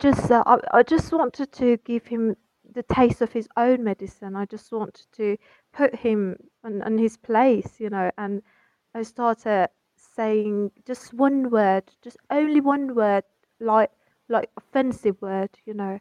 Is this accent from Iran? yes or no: yes; Iran; I'm from Iran